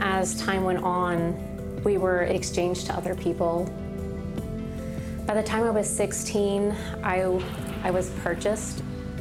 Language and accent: English; St. Petersburg, Florida, United States; also born or lived in Tampa, Florida; I'm from St. Petersburg, Florida, but I was trafficked mostly out of Tampa, Florida